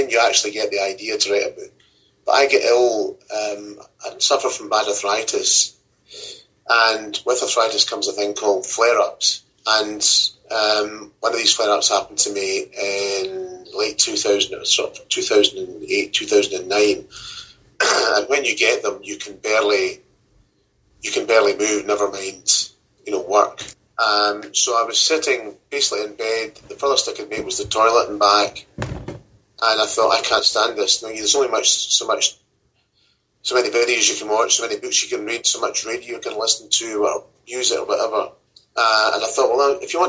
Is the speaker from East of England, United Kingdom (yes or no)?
no; Campbeltown, Scotland, United Kingdom; moved away as an adult; when you come from a place like Campbelltown and you go to, say, Glasgow or any urban area or anywhere in the Central Belt, is that it's different. Because if you walk down the street in Campbelltown, everybody knows who you are. Everyone knows who your granny was